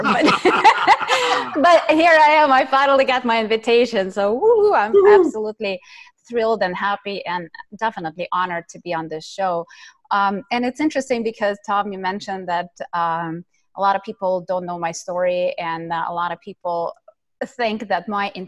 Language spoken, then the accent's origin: English; Ukraine; moved away; I was born and raised in Ukraine